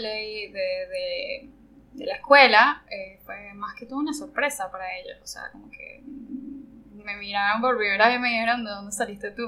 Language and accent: Spanish; Margarita Island, Nueva Esparta, Venezuela; moved away as an adult; also born or lived in Caracas, Venezuela; yo soy venezolana. Yo me crié en una isla eh, al norte de, Venezuela que se llama Margarita